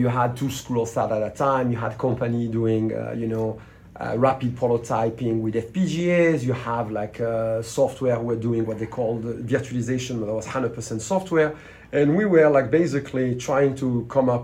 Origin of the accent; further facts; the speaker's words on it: France; accent: French; English is a second language; moved away as an adult; also born or lived in Switzerland / Silicon Valley; With my French accent